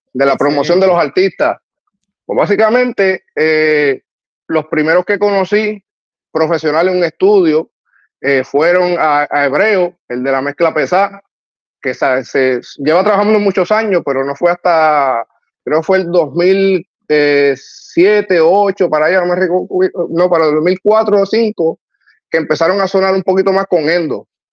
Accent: Trujillo Alto, Puerto Rico; me crié allá en Trujillo Alto, en el residencial Los Cedros

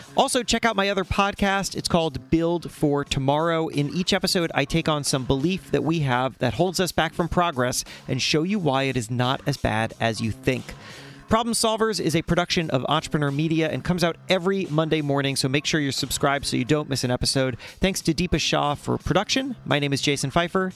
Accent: South Florida, United States; I grew up in South Florida

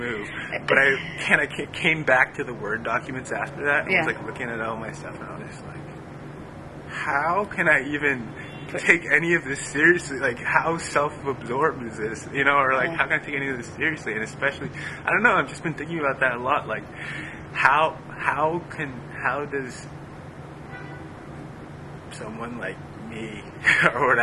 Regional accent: Tokyo, Japan; I'm half Japanese, and I was born in Tokyo

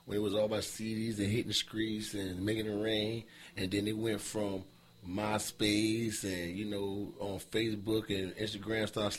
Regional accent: South Carolina, United States; I'm from Carolina South

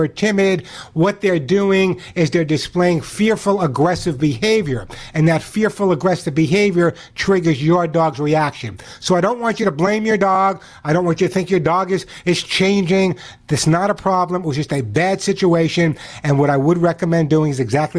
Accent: New York City, New York, United States; I grew up in New York City

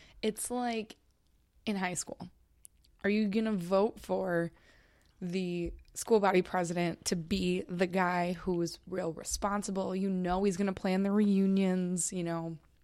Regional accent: Minnesota, United States; I'm from Minnesota

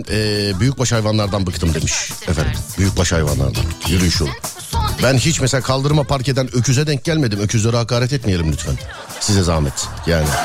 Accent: Ankara, Turkey; Ben Ankaralıyım abi.

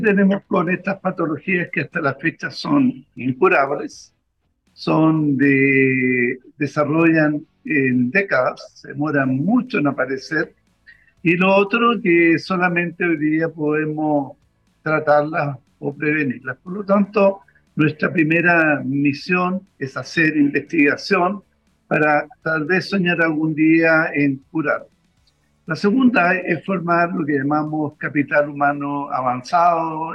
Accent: Chile; Nosotros como población chilena

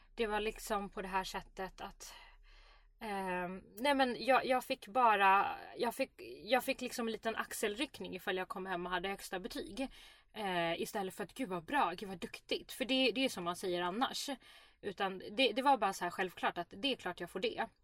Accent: Sweden; Jag är ändå uppvuxen i Sverige, ett öppet samhälle

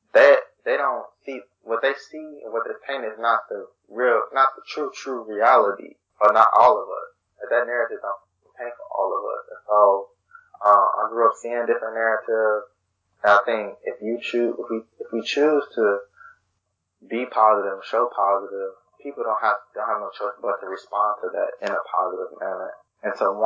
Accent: Chicago, Illinois, United States; I grew up on the South Side

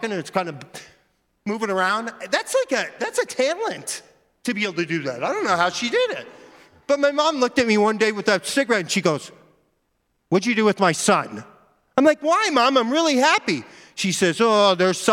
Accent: Mesa, Arizona, United States; I grew up in Mesa, Arizona

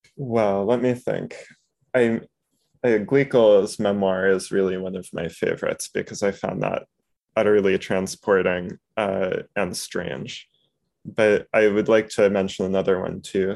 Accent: New York, United States; the baseline Jewish education of being a New Yorker

